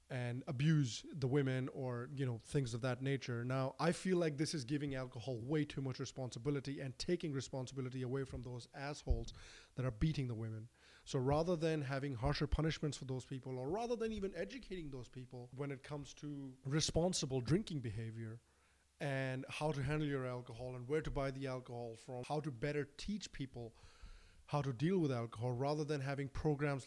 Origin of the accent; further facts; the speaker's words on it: Bihar, India; I am from Bihar.